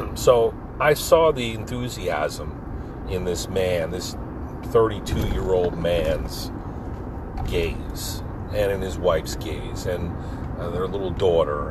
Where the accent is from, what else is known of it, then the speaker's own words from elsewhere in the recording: Pine Barrens, New Jersey, United States; our gang growing up in the Pine Barrens together, you know, surfing down LBI, terrorizing the shore